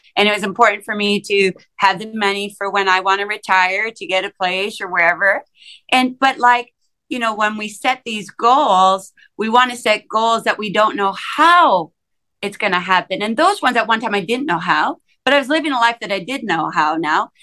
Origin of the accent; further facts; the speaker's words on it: Saskatchewan, Canada; I grew up in small town Saskatchewan, a town of like 5,000 people